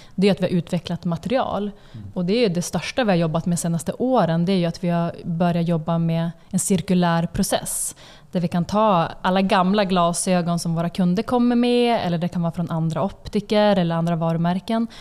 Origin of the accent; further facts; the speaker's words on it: Umeå, Västerbotten County, Sweden; now in Stockholm, Sweden; Alltså vi är från Umeå båda två, uppvuxna där.